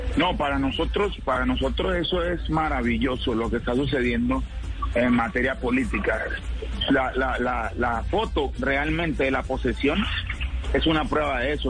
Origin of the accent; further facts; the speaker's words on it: Chocó, Colombia; como colombianos, como chocuanos